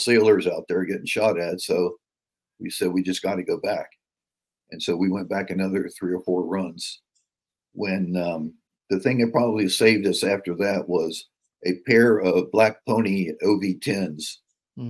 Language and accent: English; West Virginia, United States; I was from West Virginia